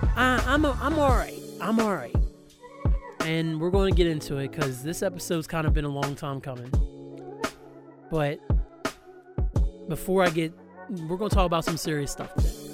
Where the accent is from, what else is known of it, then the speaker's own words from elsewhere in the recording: Hampshire County, West Virginia, United States; I grew up in Hampshire County, West Virginia, a mostly white county.